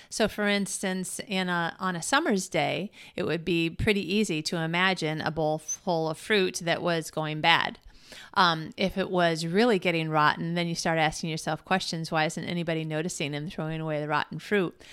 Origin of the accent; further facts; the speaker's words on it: Michigan, United States; growing up in Michigan where we had lots of thunderstorms and snowstorms